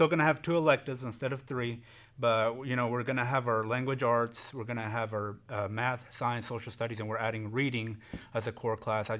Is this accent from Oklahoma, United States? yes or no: yes; Hennessey, Oklahoma, United States; also born or lived in Enid, Oklahoma; I was born in Enid and raised here in Hennessey, so been here most of my life.